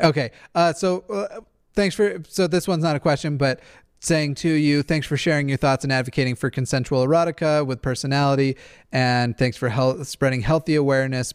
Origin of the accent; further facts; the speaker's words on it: Levittown, New York, United States; Levittown, Long Island, over here